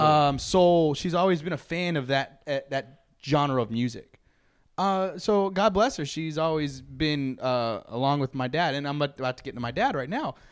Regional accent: Bay City, Texas, United States; we grew up in Bay City, an hour south of Houston

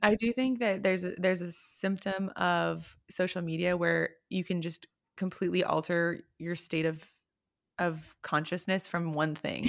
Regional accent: Houston, Texas, United States; now in Austin, United States; I grew up in Houston

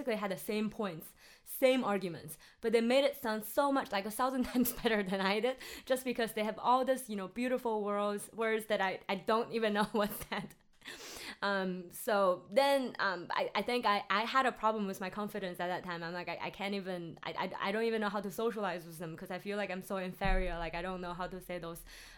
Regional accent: Henan, China; English is a second language; my hometown's in Henan

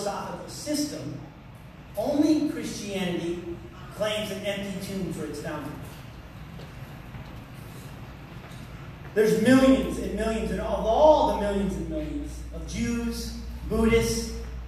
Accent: United States; I'm an American

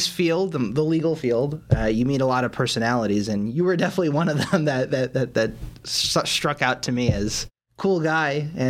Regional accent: New York City, New York, United States; moved away as an adult; also born or lived in Los Angeles, California; now in Las Vegas, United States; I'm originally from New York, Flushing, Queens.

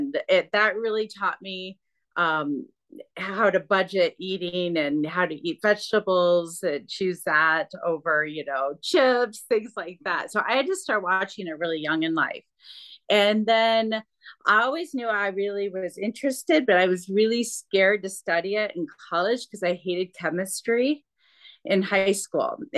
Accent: Michigan, United States; I'm from Michigan.

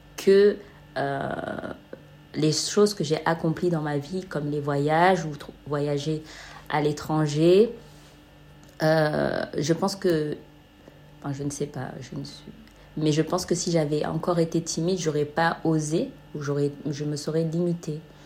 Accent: Marseille, Provence-Alpes-Côte d'Azur, France; now in Amsterdam, Netherlands; je suis originaire de Marseille

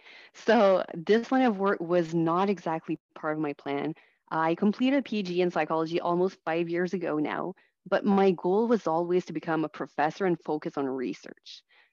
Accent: Ontario, Canada; first language French; English is a second language; And I never was able to get any support services in French. So my first language is French.

